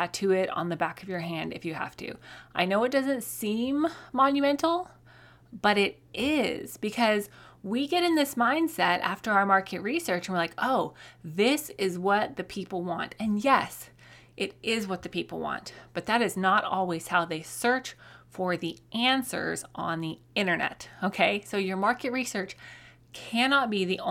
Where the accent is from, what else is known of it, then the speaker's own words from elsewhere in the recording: Colorado, United States; now in Oklahoma, United States; I grew up in Colorado